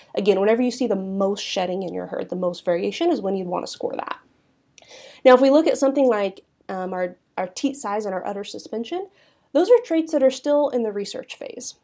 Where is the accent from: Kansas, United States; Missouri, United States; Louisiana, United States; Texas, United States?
Kansas, United States; Southeast; also born or lived in Manhattan, Kansas; I'm originally from an Angus seed stock operation, um, in Southeast Kansas. grew up heavily involved in the National Junior Angus Association